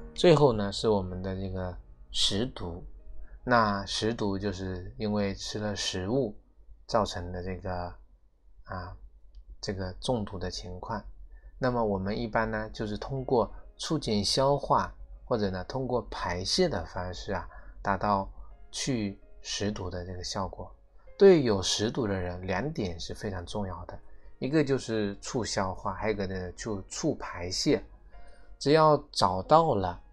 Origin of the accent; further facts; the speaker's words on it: China; 我们是中国人，我们是中国人的脾胃